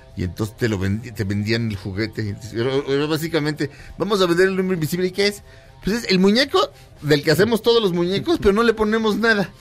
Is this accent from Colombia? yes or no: no; Mexico; Le digo, "Mexicano."